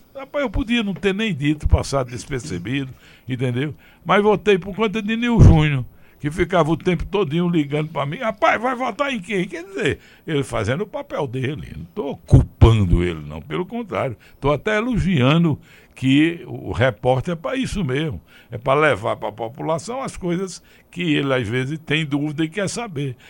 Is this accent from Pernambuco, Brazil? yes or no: yes; Afogados da Ingazeira, Pernambuco, Brazil; a minha terra, afogada da Engazeira